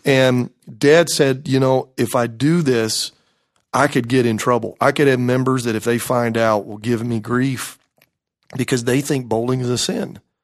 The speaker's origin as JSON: {"language": "English", "town": "Greenville", "region": "South Carolina", "country": "United States", "tie": "born or raised there", "said": "I grew up in the Greenville, South Carolina area, graduated from Malden High School"}